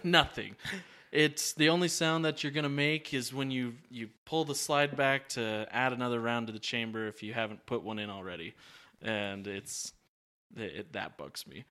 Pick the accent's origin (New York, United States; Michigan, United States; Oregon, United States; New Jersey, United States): Oregon, United States; I'm from Oregon